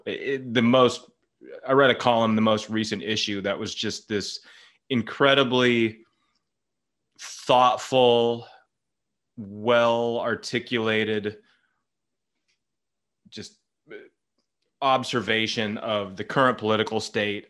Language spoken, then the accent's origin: English; Berkeley, California, United States; It's my hometown